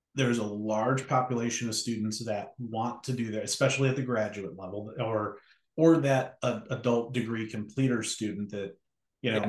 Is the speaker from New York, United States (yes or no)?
yes; Western New York, United States; moved away as an adult; also born or lived in Cleveland, Ohio / Chicago; I'm originally from Western New York.